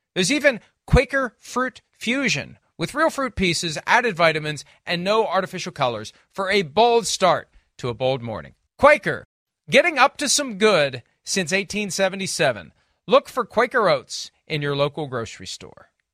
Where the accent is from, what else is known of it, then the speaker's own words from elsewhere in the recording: Pittsburgh, Pennsylvania, United States; growing up around Pittsburgh and living in Pittsburgh and sitting here now 100 miles from Heinz Field.